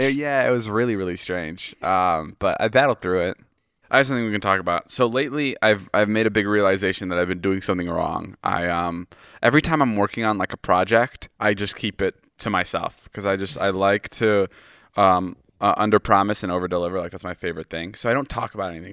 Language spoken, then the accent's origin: English; Chicago, Illinois, United States; moved away; I'm from Chicago